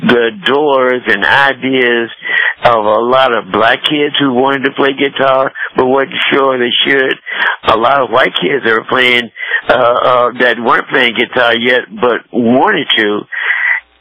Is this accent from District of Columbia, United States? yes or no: yes; Washington, District of Columbia, United States; moved away; the Howard Theater, which is in my old hometown